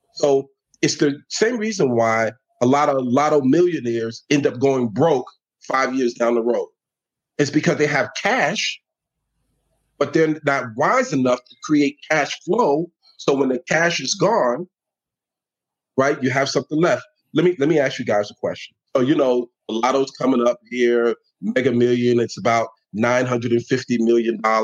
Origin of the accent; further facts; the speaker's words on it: New York City, New York, United States; moved away as an adult; also born or lived in Georgia; now in Atlanta, United States; born and raised in the Bronx